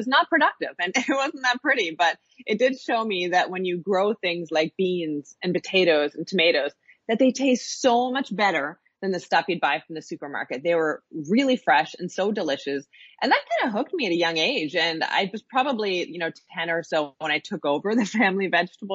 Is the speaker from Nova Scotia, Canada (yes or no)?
yes; Nova Scotia, Canada; I grew up in Nova Scotia. Yeah, my family lives here